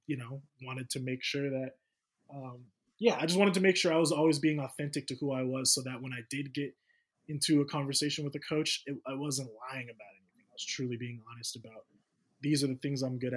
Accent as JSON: {"language": "English", "town": "Sacramento", "region": "California", "country": "United States", "said": "I'm from the Sacramento area"}